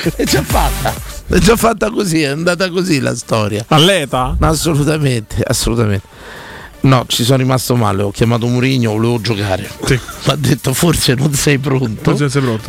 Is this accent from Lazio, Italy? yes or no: yes; Rome, Lazio, Italy; io per esempio sono di Roma, sono una tradizione eh. romana, romanese